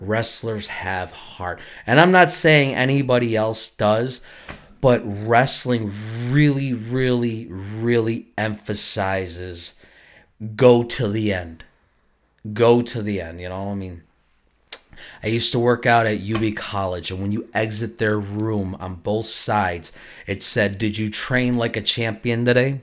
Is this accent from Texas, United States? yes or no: no; Buffalo, New York, United States; I was from Buffalo, New York